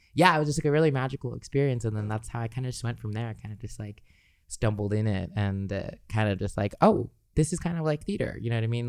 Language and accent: English; Los Angeles, California, United States; growing up in Los Angeles, uh, as a Los Angeles local